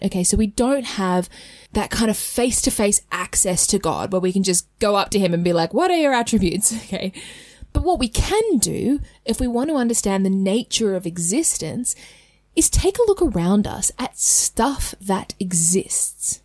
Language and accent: English; Australia; accent: Australian; In my Australian accent